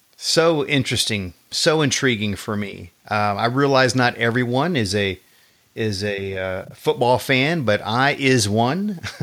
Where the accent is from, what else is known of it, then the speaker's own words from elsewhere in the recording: Texas, United States; I've been here all my life